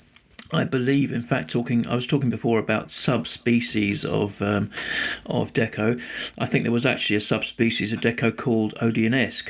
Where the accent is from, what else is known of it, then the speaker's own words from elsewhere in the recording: London, United Kingdom; I grew up in Tooting in South London